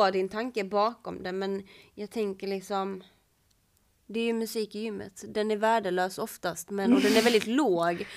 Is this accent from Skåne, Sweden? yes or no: yes; Kullabygden, Skåne, Sweden; ute i Kullabygden där jag kommer ifrån